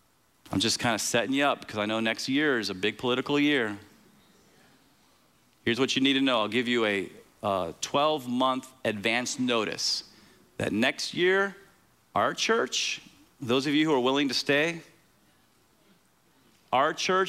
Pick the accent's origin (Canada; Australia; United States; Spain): United States